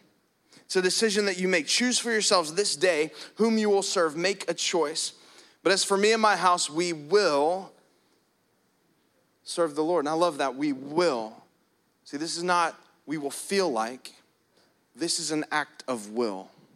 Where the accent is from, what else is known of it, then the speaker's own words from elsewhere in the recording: New Jersey, United States; I'm not an angry jerk. I'm from Jersey, you know, and that's just the Italian in me.